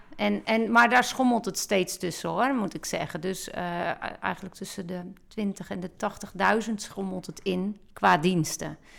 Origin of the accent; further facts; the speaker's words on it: Netherlands; Ik ben een Nederlander